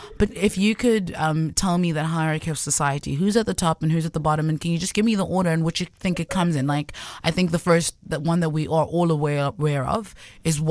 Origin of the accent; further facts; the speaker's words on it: Johannesburg, Gauteng, South Africa; moved away as an adult; now in Cape Town, South Africa; I'm from Johannesburg. And I've not recently moved to Cape Town. I've been in Cape Town for a while now